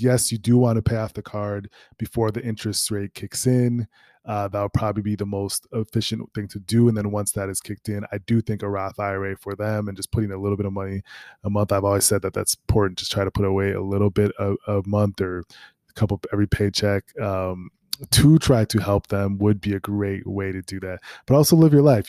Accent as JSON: {"language": "English", "town": "Minneapolis", "region": "Minnesota", "country": "United States", "moved": "yes", "said": "I'm from Minneapolis"}